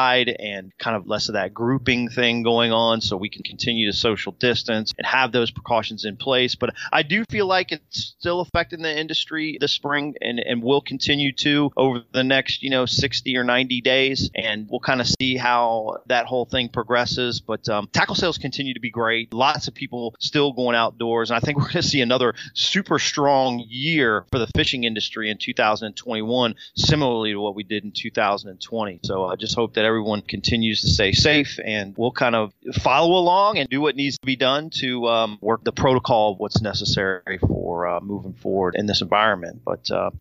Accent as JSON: {"language": "English", "town": "Del Rio", "region": "Texas", "country": "United States", "tie": "born or raised there", "said": "right here in my hometown, Del Rio, Texas"}